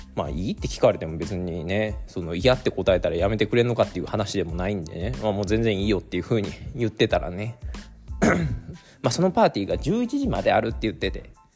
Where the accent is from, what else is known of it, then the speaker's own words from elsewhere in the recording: Mie, Japan; also born or lived in Nagoya, Aichi; 僕はね今は三重県に戻ってるんですけども名古屋も78 7年ぐらい住んでいた